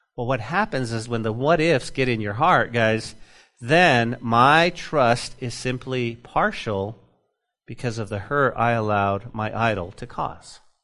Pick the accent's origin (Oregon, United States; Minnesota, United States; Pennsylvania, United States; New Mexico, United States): New Mexico, United States; moved away; my home state